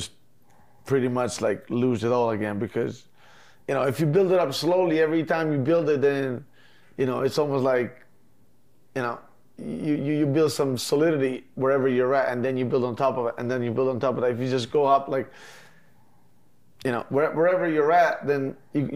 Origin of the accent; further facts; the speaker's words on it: Mezzocorona, Trentino-Alto Adige, Italy; moved away; I come from Mezzo Corona, it's like a 5,000 people village basically.